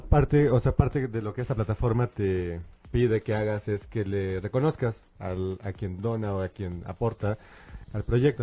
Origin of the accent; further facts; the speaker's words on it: San Luis Potosí, Mexico; now in Mexico City, Mexico; nosotros somos de San Luis